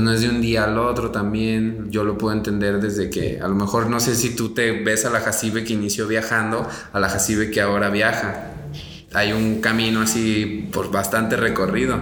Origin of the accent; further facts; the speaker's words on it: Mexico; los mexicanos hacemos